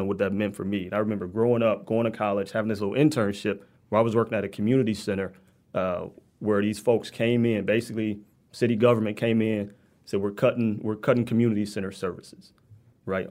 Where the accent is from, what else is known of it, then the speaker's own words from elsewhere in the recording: Detroit, Michigan, United States; I grew up between six and seven mile in Evergreen